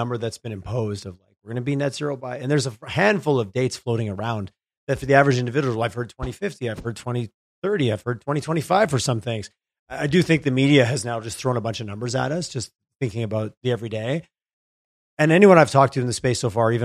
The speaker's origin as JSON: {"language": "English", "region": "Quebec", "country": "Canada", "tie": "born or raised there", "moved": "yes", "said": "I grew up in Quebec"}